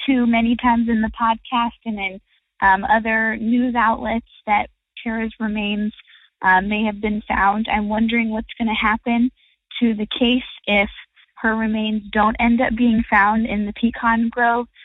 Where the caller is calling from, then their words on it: Louisiana, United States; I'm calling from Louisiana.